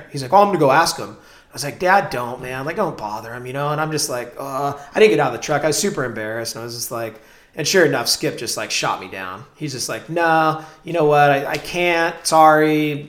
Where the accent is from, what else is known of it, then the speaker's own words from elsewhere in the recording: Claremont, California, United States; also born or lived in Pacific Beach; Well, I grew up in PB. Oh yeah, go for it. I just was fortunate. You know, I'm from Claremont originally. So as a Claremonster, your beach is typically, you either go to La Jolla Shores or you go to Pacific Beach.